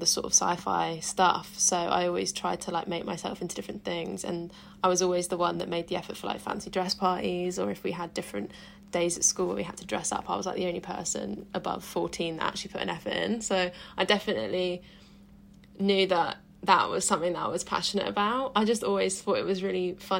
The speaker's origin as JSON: {"language": "English", "area": "Suffolk", "region": "East of England", "country": "United Kingdom", "tie": "born or raised there", "also_born_or_lived": "Bournemouth", "moved": "yes", "said": "sixth form in my hometown in Suffolk"}